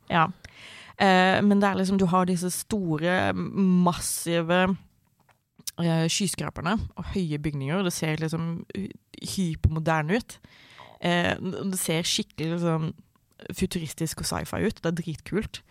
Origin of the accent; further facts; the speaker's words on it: Sørlandet, Southern Norway, Norway; now in Oslo, Norway; Jeg vokste opp på, på Sørlandet.